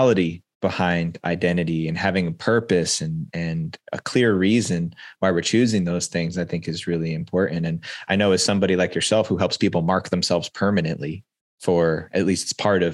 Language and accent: English; East Coast of the United States, United States; moved away as an adult; now in West Coast, United States; relocating from where I grew up on the East Coast of the United States and relocating to the West Coast